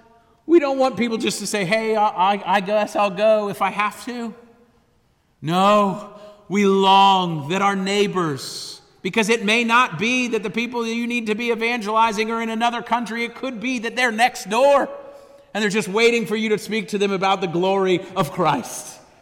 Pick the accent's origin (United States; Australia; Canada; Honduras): Honduras; I grew up in Honduras. I'm a missionary kid from there.